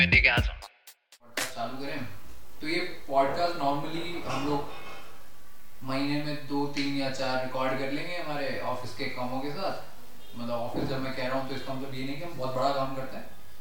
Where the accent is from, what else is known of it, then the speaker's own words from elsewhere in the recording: Alwar, Rajasthan, India; now in Gurgaon, India; राजस्थान में एक छोटा सा जिला है नाम अलवर है उस जिले से हम बिलोंग करते हैं